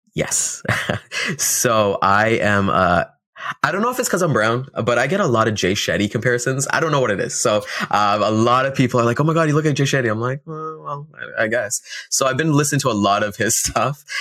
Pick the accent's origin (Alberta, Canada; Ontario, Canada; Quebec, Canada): Ontario, Canada; Toronto; we're out in Toronto, Ontario. Uh, I've been here all my life.